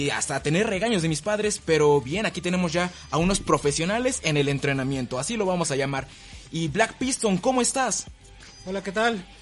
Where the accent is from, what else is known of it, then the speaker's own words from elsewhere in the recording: Tulancingo, Hidalgo, Mexico; Sí, claro, soy de Tulancingo.